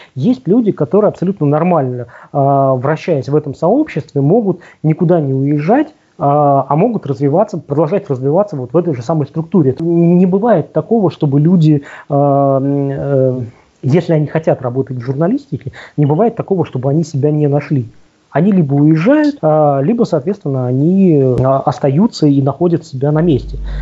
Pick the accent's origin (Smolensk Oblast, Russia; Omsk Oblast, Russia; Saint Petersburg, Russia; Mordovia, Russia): Omsk Oblast, Russia; Omsk; Омск, да, откуда я родом